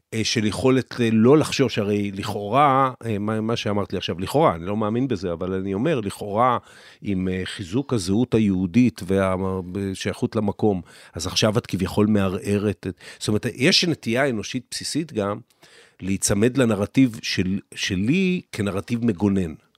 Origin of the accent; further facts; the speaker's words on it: Israel; אני גדלתי פה, אני נולדתי לפני מלחמת ששת הימים, גדלתי במדינה שהיא הייתה קטנה